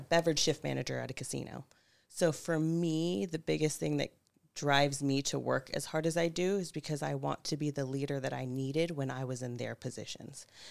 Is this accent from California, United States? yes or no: yes; Pope Valley, California, United States; now in Santa Rosa, United States; I'm originally from Pope Valley, California